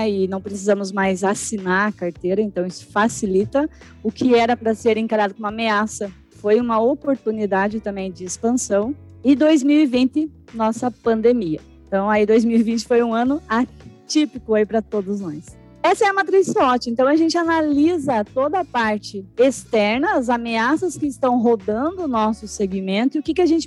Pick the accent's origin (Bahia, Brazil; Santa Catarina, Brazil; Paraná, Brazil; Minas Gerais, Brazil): Paraná, Brazil; Curitiba; Eu sou de Curitiba, tenho um pouco de sotaque, eu tento tirar um pouco o leite quente para não ficar tão chato assim a palestra